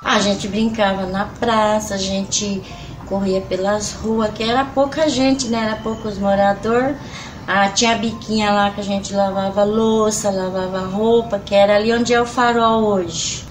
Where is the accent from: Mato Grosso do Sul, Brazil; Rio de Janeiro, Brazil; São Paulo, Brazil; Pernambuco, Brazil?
São Paulo, Brazil; Santana de Parnaíba; also born or lived in Pirapora do Bom Jesus; Quando eu vim morar em Santana do Parnaíba, eu ainda era menina, sou de Pirapora, nasci lá